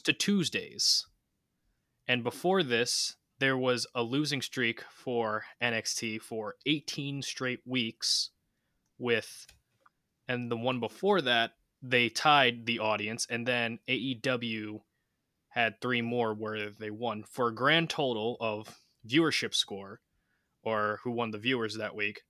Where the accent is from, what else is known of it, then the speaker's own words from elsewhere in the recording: New York, United States; we're from New York